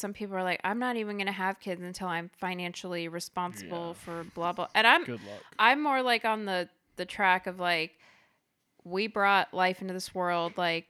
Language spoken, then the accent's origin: English; Georgia, United States; Like these two, I grew up in Georgia, now in Florida, and found myself at more ATL punk and hardcore shows than I can count.